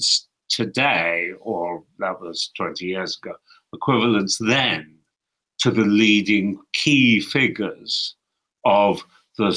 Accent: London, United Kingdom; moved away as an adult; also born or lived in Cairo, Egypt; now in Aarhus, Denmark; I was born in London, so I'm British by origin, at least.

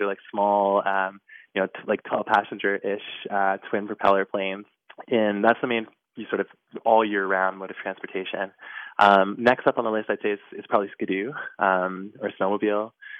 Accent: Makkovik, Newfoundland and Labrador, Canada; now in Happy Valley-Goose Bay, Canada; I was born in a small Inuit community called Makovic, which is part of Nunatsiavut, which is the Inuit homeland on the east coast of Canada.

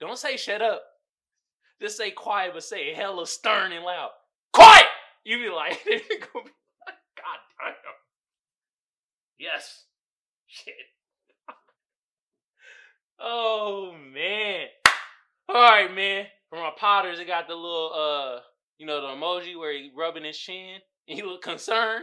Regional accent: Oakland, California, United States; I'm from Oakland.

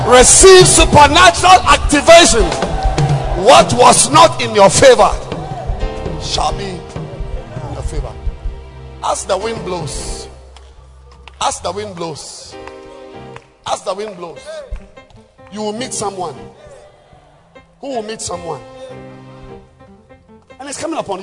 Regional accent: Takoradi, Western Region, Ghana; I'm from Takrad

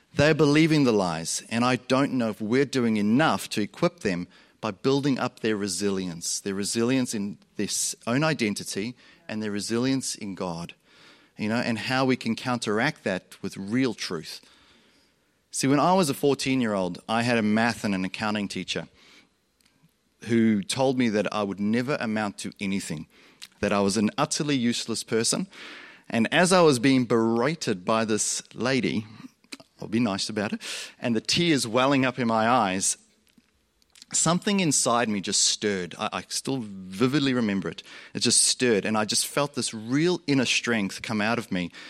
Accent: South Africa; moved away; also born or lived in Australia; Growing up, I grew up in South Africa. You'll hear my accent go like this because I also grew up in Australia

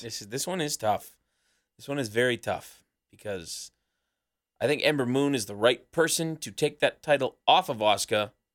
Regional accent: Canada; we're from Canada, and there was a really cold, really cold snap happening back home

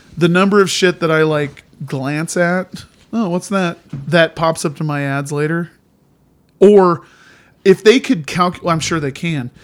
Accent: Indiana, United States; moved away; also born or lived in Montana; I grew up in Indiana, uh, as a little kid

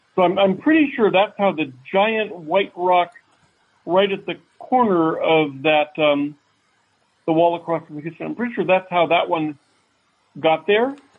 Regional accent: Fairfax, Virginia, United States; moved away; also born or lived in Alexandria, Virginia / Springfield, Virginia; Fairfax City of not the big Fairfax County. Uh, that, that that was where I grew up

